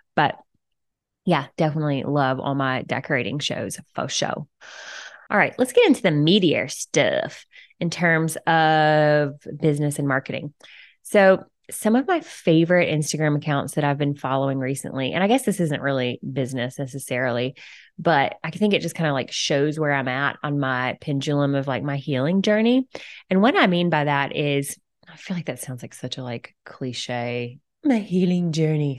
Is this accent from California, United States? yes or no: no; Alabama, United States; moved away as an adult; also born or lived in Florida / San Diego; now in Cincinnati, United States; I was born and raised in Alabama